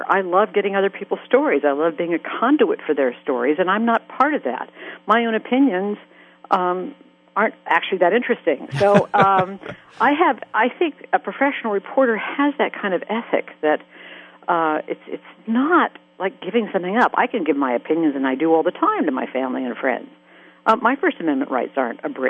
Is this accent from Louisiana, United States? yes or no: no; Colorado, United States; moved away; when I go to my hometown in Colorado, you know, and all my neighbors are ranchers